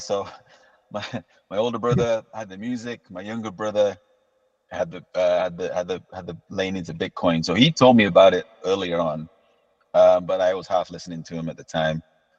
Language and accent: English; Tanzania; born there; also born or lived in Kuwait; I was born in Tanzania, and my dad's a doctor, I'm also, and then we moved to Kuwait actually first.